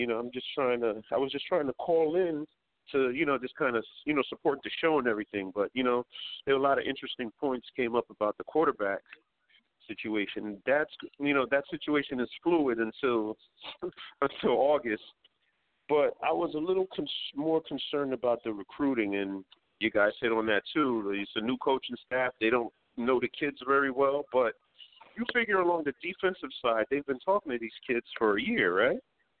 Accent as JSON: {"language": "English", "region": "New York", "country": "United States", "said": "I'm from New York. I live in Brooklyn"}